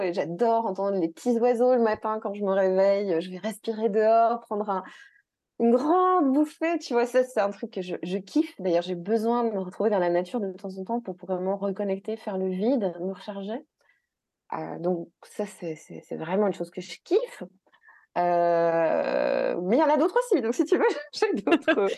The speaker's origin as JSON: {"language": "French", "country": "Belgium", "said": "ici en Belgique, parce que oui, je suis belge"}